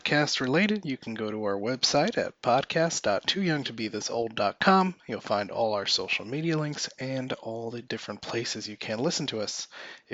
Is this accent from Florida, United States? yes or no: yes; Miami, Florida, United States; now in Atlanta, United States; a friend that I grew up with in Miami